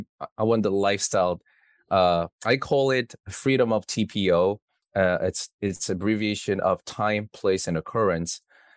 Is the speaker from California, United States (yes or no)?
no; New York City, New York, United States; So I'm from New York City.